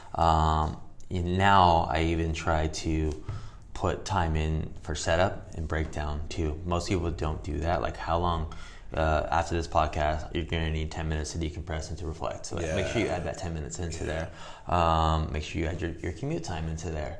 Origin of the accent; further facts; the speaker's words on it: Whittier, California, United States; I grew up running in Whittier Hills